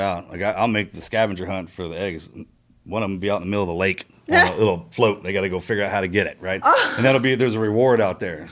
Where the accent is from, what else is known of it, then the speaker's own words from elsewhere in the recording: the South, United States; I'm from the South